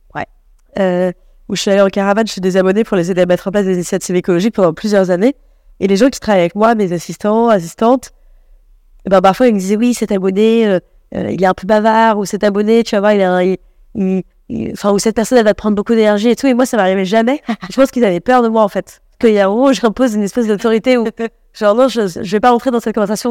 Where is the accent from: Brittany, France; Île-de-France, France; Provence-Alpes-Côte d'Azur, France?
Île-de-France, France; Paris; j'ai grandi à Paris avec des gens plutôt de, de classe moyenne supérieure